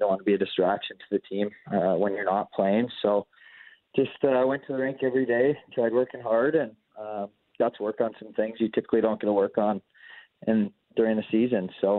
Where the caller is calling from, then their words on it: Maple Grove, Minnesota, United States; I'm at home in Maple Grove, Minnesota.